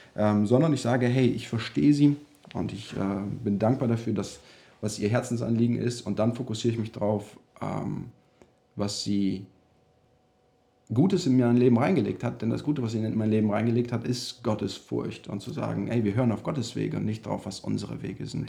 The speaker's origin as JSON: {"language": "German", "country": "Germany", "also_born_or_lived": "United States", "moved": "yes", "said": "dass wir zurück nach Deutschland kommen"}